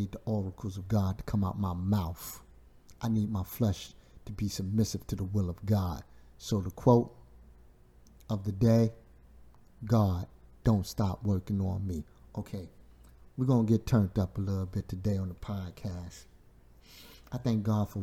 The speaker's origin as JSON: {"language": "English", "town": "New York City", "region": "New York", "country": "United States", "tie": "born or raised there", "said": "growing up in Brooklyn, New York, Bushwick"}